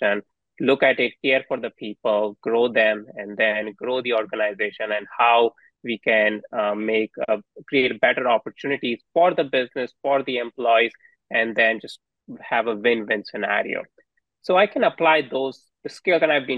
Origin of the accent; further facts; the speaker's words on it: India; now in United States; So me and my wife didn't grow up in US. So we are immigrants here. And we grew up in India.